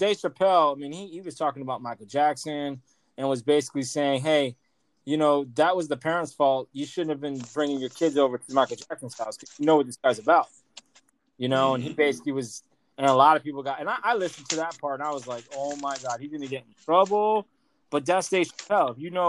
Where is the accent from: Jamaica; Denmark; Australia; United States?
Australia; I'm Australian.